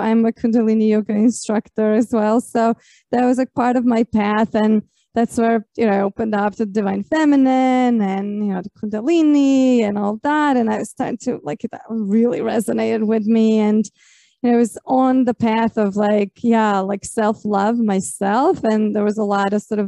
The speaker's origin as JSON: {"language": "English", "country": "Croatia", "tie": "born or raised there", "said": "I grew up in Croatia, and we're also very traditionally Catholic"}